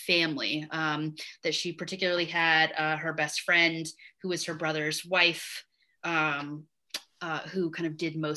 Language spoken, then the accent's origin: English; the South, United States; my southernness